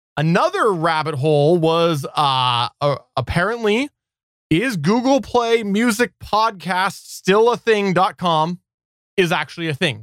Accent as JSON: {"language": "English", "country": "Canada", "also_born_or_lived": "British Columbia", "said": "I am Canadian. I am Canadian"}